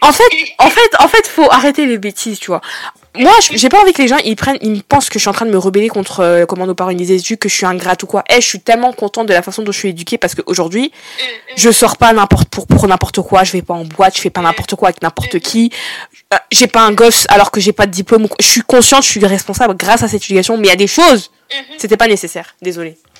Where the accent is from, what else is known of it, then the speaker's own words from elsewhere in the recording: Brittany, France; 21 ans et je viens de Bretagne.